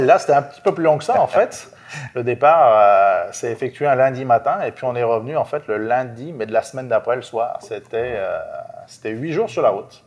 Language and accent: French; France; moved away as an adult; now in Quebec, Canada; je suis français d'origine, vécu en France jusqu'à ben, jusqu'en 2014.